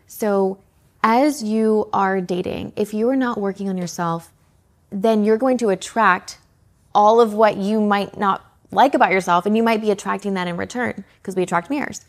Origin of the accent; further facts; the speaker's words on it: Canada; moved away; also born or lived in Atlanta; I'm originally from Canada, but I ended up in Atlanta.